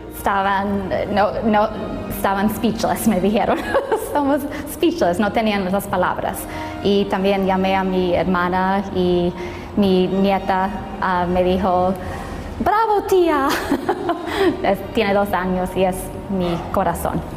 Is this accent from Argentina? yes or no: no; Anaheim, California, United States; also born or lived in Buena Park; Mi hermana y yo crecimos en el Anaheim Hilton y, Towers